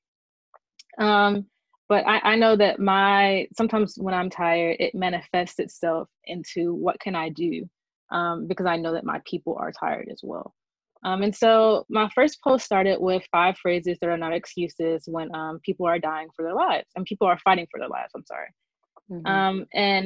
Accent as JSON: {"language": "English", "town": "Birmingham", "region": "Alabama", "country": "United States", "tie": "born or raised there", "said": "I'm a lifelong daughter of Birmingham, Alabama."}